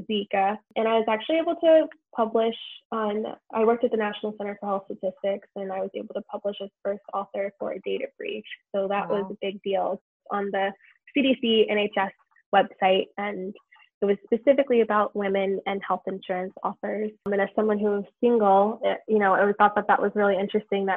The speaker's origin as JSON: {"language": "English", "region": "Southern Maryland", "country": "United States", "tie": "born or raised there", "moved": "yes", "said": "I'm originally from Maryland. I grew up in Maryland"}